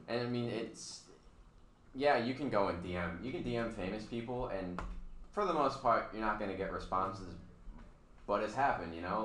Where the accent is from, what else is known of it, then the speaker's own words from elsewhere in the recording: Ohio, United States; moved away; I'm from Ohio